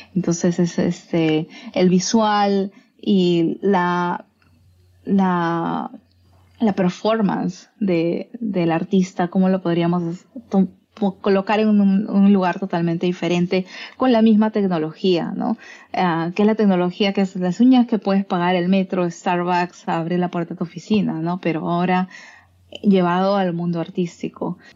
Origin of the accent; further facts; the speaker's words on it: Peru; moved away as an adult; yo salí de Perú buscando ese aspecto creativo y convertirme en una investigadora